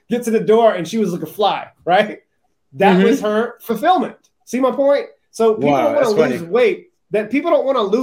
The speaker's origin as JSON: {"language": "English", "town": "Charleston", "region": "South Carolina", "country": "United States", "tie": "born or raised there", "said": "I grew up in Charleston, South Carolina"}